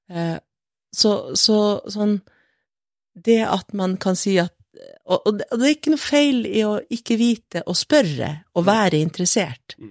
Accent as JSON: {"language": "Norwegian", "region": "Northern Norway", "country": "Norway", "said": "Og jeg er samisk, men jeg er også et nordlig menneske, og jeg insisterer på å være det"}